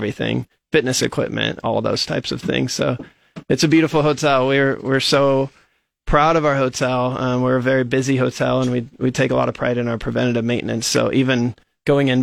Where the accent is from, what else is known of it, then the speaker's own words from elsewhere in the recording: Hastings, Nebraska, United States; moved away as an adult; now in Lincoln, United States; I'm originally from Hastings, Nebraska, and grew up on a farm out there by Kennesaw. Went to Hastings High for high school